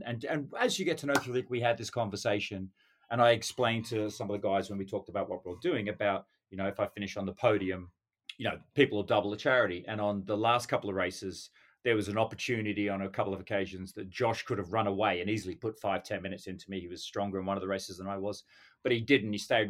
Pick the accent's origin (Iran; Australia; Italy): Australia; Western Australia; Then we hit Perth in Western Australia. And of course, you know, on being Australian on my home territory, I thought I'd have to represent there.